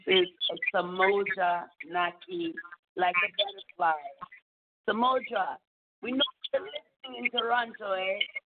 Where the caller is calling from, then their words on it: Japan; Calling from Canada, but I am originally from Japan.